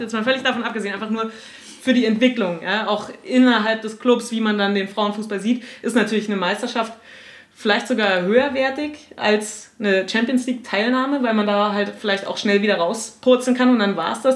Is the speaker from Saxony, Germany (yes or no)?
no; Potsdam, Brandenburg, Germany; ich bin eine gebürtige Potsdamerin